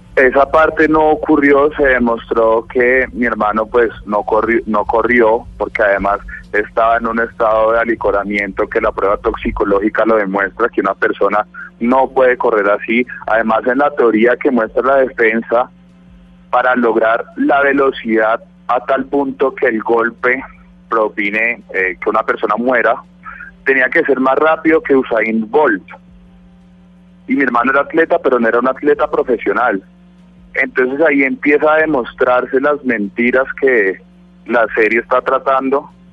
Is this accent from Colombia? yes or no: yes; Bogotá, Colombia; nosotros somos rolos